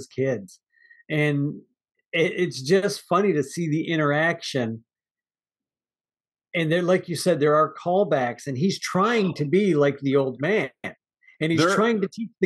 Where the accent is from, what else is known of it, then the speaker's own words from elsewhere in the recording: Midwest, United States; I grew up in the Midwest